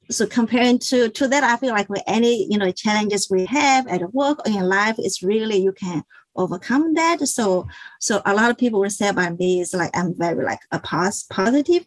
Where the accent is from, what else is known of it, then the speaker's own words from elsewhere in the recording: China; moved away as an adult; also born or lived in Connecticut; now in Washington, D.C. area, United States; I was born and I grew up in China.